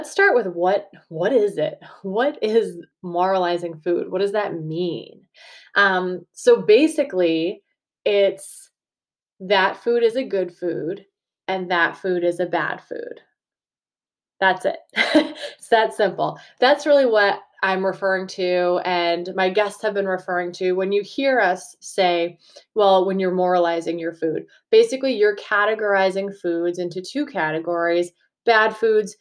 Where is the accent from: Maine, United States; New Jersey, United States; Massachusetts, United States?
Massachusetts, United States; accent: Massachusetts; having a Massachusetts accent